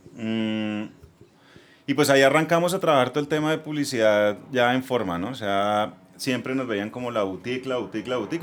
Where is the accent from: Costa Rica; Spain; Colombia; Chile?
Colombia; Bucaramanga, Santander; vengo de Bucaramanga, atrás de que vengo de Bucaramanga, me voy para Bogotá